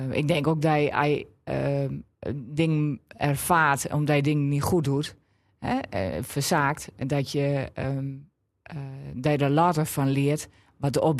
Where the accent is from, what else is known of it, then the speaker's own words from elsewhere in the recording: Drenthe, Netherlands; En ik was er ook trots op dat ik niet meer kon horen dat ik uit Drenthe kwam.